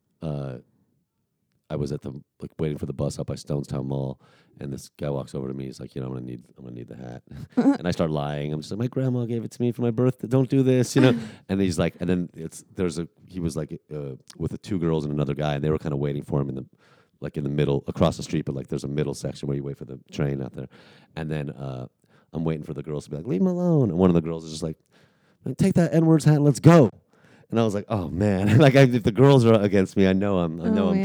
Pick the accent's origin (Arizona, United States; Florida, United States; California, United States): California, United States; San Francisco; when I was a kid growing up in San Francisco